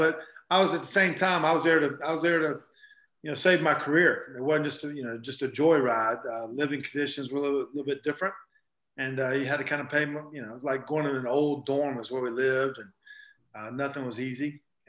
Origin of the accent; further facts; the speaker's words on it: Black Mountain, North Carolina, United States; We had big parade in Tampa, my hometown, Black Mountain, North Carolina.